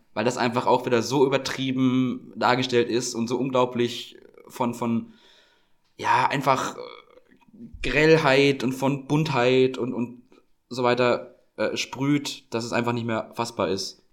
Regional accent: Franconia, Bavaria, Germany; bei uns, wo ich herkomme, Standard so. Im Frankenland

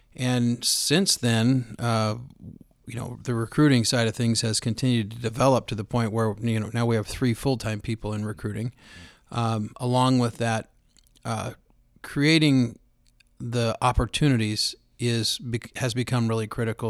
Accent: Roseburg, Oregon, United States; born and raised in Roseburg, Oregon

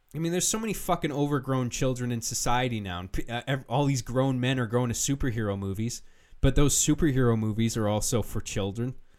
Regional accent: United Kingdom; I'm British

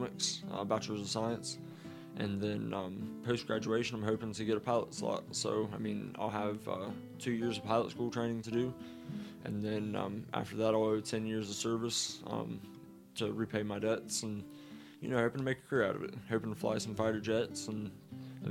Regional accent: Appalachia, United States; born or raised there; moved away as an adult; now in Colorado, United States

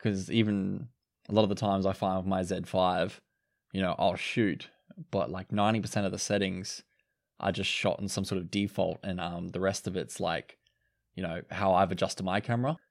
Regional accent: Cairns, Queensland, Australia; I'm being from Cairns.

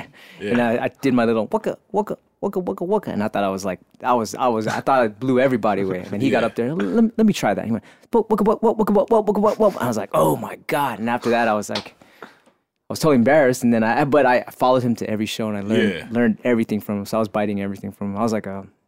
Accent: San Francisco, California, United States; I grew up in the Excelsior District in San Francisco. And everyone thinks I'm from Daly City, but that was because that movie Scratch, but I'm from Frisco.

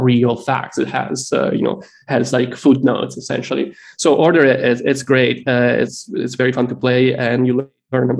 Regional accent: Italy; moved away as an adult; now in United States; I grew up in Italy, and I just moved to the United States like 15 years ago

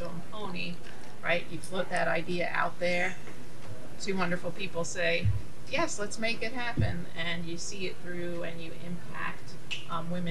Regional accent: Long Beach, United States; I grew up in Long Beach.

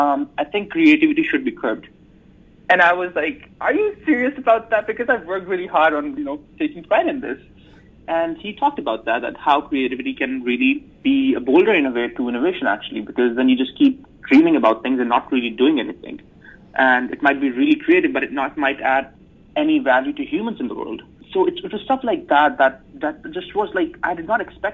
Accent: Islamabad, Islamabad Capital Territory, Pakistan; moved away as an adult; also born or lived in United States; now in Rochester, United States; I'm originally from Islamabad, Pakistan. I was born and raised in Pakistan, and I came to the U.S. in 2015

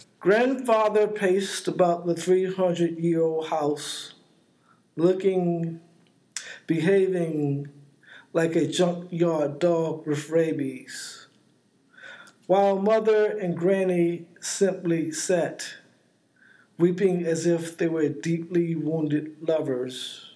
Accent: East Coast, United States; also born or lived in New Jersey; I'm a 60-something, born and raised on the East Coast, both in the South and the North, both in segregated communities and integrated communities.

